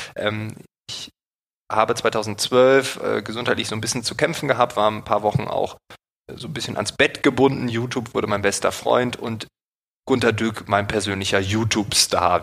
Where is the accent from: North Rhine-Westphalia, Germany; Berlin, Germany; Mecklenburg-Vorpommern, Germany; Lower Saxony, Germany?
Berlin, Germany; als Berliner Bürger